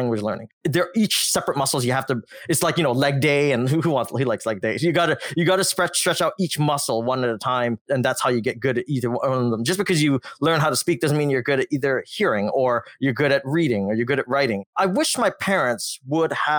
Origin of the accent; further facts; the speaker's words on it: Northern Canada, Canada; first language Cantonese; I'm actually a Canadian-born Malaysian Chinese. My parents migrated from Malaysia, and they're Chinese in ethnicity. And we moved to a small northern town in northern Canada. I was the only Chinese student at my school when I was growing up